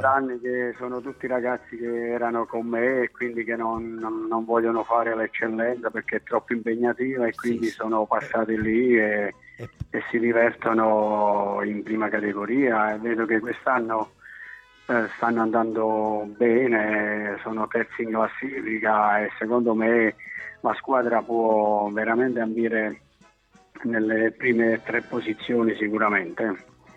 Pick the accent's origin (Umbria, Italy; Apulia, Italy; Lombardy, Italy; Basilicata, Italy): Basilicata, Italy; Oppido Lucano; tifoso della squadra del mio paese